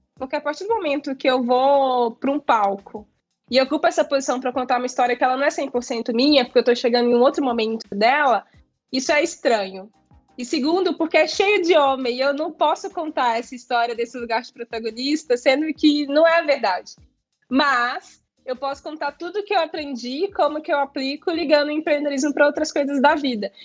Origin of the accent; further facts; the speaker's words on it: Minas Gerais, Brazil; eu sou mineira